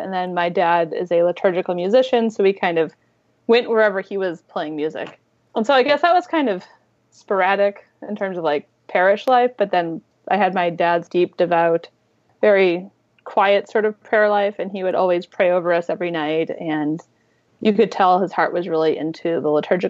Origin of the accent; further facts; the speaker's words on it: St. Louis, Missouri, United States; moved away; I didn't actually grow up in Minnesota. I grew up in St. Louis, Missouri